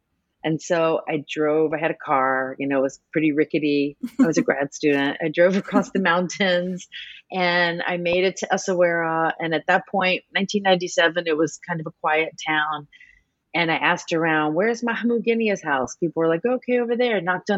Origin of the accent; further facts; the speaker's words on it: New Orleans, Louisiana, United States; And so as an American And, you know, I grew up in New Orleans in the South.